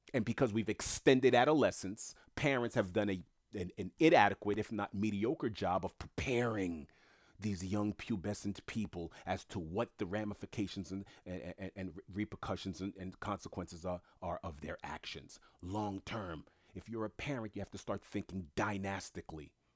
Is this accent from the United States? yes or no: yes; United States; I was born in America first generation